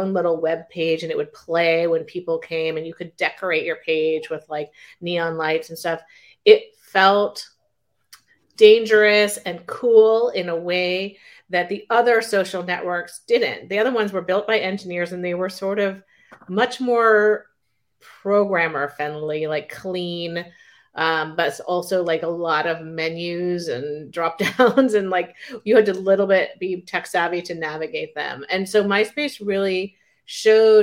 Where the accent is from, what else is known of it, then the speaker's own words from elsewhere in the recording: Silicon Valley, California, United States; I grew up in Silicon Valley